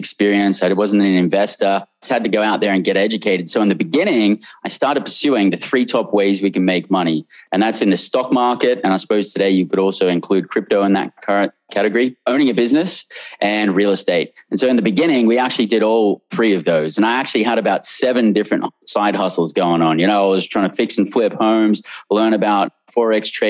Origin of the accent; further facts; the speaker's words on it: Australia; moved away as an adult; also born or lived in London, United Kingdom; now in United States; born and raised in Australia